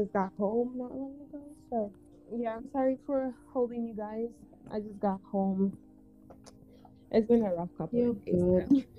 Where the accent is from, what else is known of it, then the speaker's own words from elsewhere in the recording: Gambia; now in United States; I grew up in Gambia. So, being in Gambia is just like, basically just being home, back home for me.